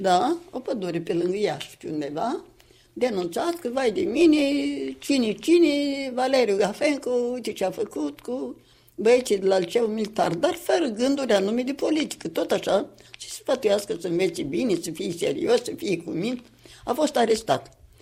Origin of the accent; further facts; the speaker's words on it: Sîngerei, Sîngerei District, Moldova; la noi acasă, în Sângerei de acum